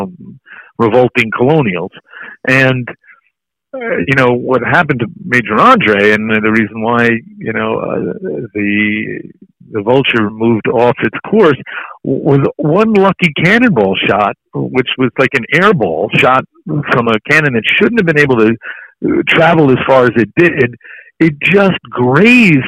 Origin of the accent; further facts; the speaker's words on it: New York City, New York, United States; I grew up in Francis Tavern, which was my father's place.